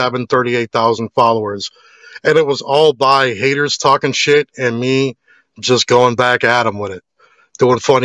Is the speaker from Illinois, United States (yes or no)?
yes; Chicago, Illinois, United States; growing up in Chicago, it made me tough